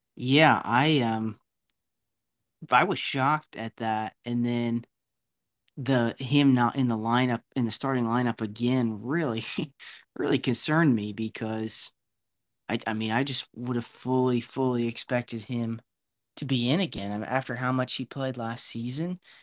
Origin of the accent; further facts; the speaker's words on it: United States; as an American